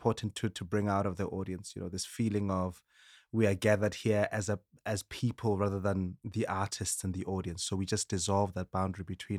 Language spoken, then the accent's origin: English; Sebokeng, Gauteng, South Africa; From childhood, you know, growing up in South Africa, in Sebokeng with my brother